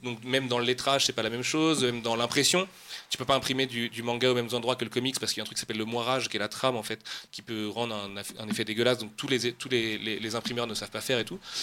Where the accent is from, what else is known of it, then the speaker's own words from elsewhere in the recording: Nantes, Pays de la Loire, France; moved away as an adult; now in Oise, France; Moi, je suis un vrai Nantais, euh, vrai Nantais. et je déménageais pour la première fois de ma vie loin de Nantes